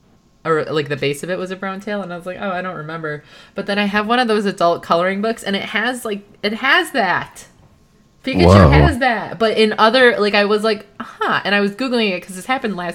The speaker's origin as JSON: {"language": "English", "country": "United States", "said": "I'm American"}